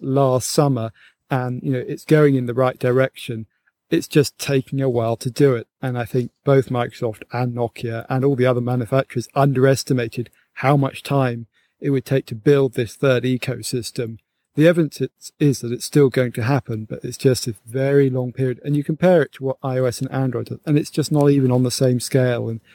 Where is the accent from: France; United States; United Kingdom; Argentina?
United Kingdom; England; here in Britain